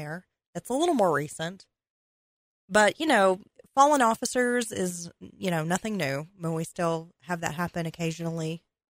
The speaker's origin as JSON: {"language": "English", "region": "Western North Carolina", "country": "United States", "accent": "mountain", "said": "we are from Western North Carolina, and that is why we call the show Mountain Murders, because we are real mountain folks"}